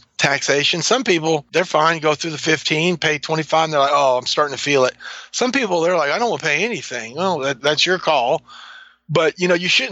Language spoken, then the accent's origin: English; New Orleans, Louisiana, United States; moved away; also born or lived in North Georgia / LaGrange, Georgia / Saudi Arabia; I grew up in New Orleans, so we like to eat.